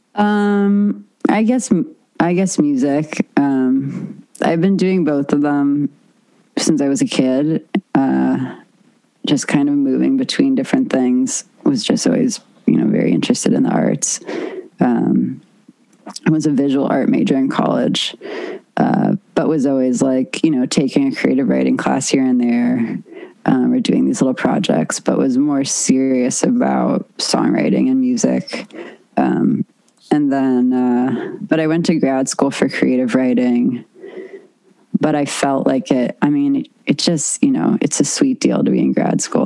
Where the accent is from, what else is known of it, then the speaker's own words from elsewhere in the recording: Los Angeles, California, United States; I grew up on the West side